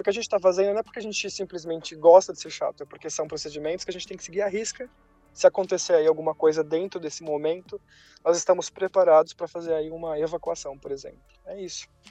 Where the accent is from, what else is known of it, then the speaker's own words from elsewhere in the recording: Brazil; moved away as an adult; also born or lived in Brussels, Belgium; eu era brasileiro